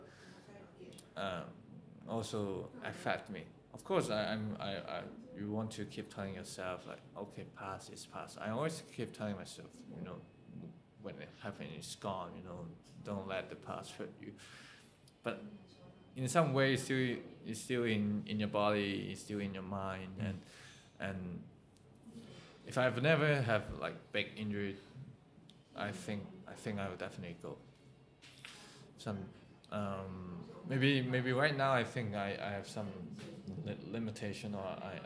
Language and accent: English; Tai Po, Hong Kong; I was born in Taipo and I grew up in Taipo